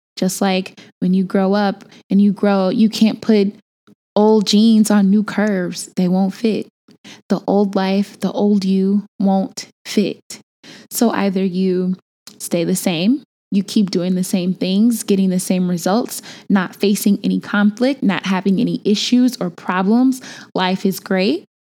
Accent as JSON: {"language": "English", "town": "Chicago", "region": "Illinois", "country": "United States", "tie": "born or raised there", "moved": "as an adult"}